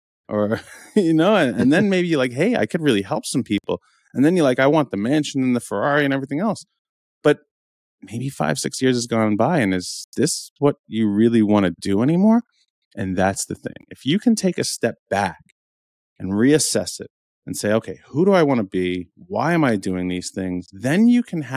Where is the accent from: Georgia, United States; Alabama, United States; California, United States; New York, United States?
New York, United States; We were both born and raised in New York